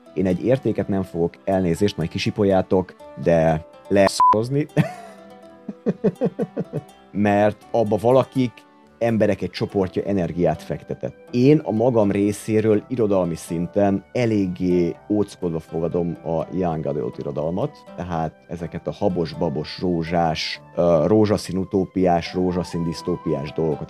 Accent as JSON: {"language": "Hungarian", "country": "Hungary", "tie": "born or raised there"}